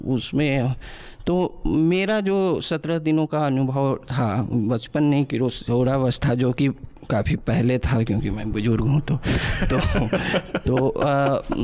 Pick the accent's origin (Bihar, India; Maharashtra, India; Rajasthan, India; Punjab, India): Bihar, India; मैं ऐसे राज्य बिहार से आता हूँ